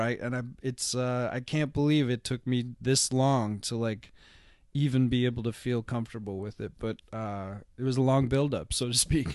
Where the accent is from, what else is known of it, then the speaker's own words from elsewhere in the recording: Seattle, Washington, United States; I grew up in Seattle.